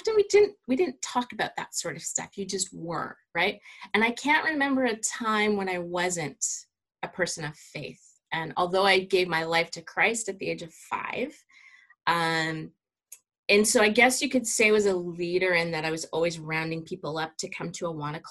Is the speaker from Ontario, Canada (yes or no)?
yes; Cambridge, Ontario, Canada; also born or lived in Otterville, Ontario; I grew up in Cambridge, Ontario, about an hour west of Toronto